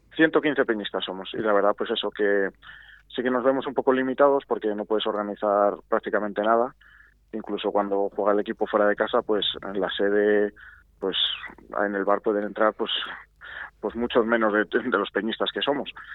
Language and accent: Spanish; Arroyo de la Encomienda, Castile and León, Spain; somos muchos habitantes de Arroyo